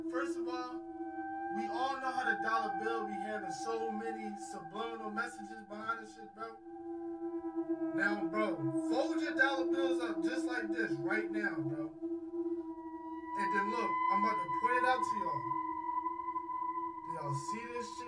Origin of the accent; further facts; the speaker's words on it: Philadelphia, Pennsylvania, United States; I'm from Philly.